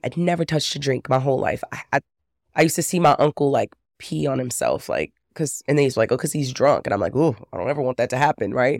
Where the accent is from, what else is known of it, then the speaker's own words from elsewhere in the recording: Texas, United States; I grew up in Texas